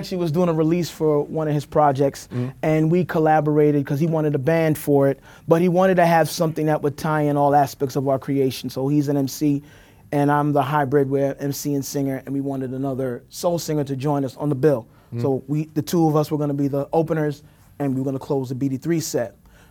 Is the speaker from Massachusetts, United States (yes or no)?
no; New York City, New York, United States; In Crown Heights, lived in Park Slope, I taught in Brownsville, lived in East New York for a little bit. Right now I'm currently in Flatbush, so literally all over.